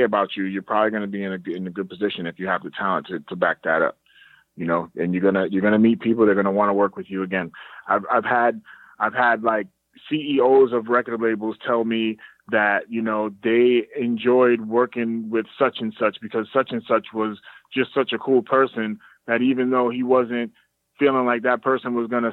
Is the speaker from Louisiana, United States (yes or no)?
no; Boston, Massachusetts, United States; we grew up in Dorchester together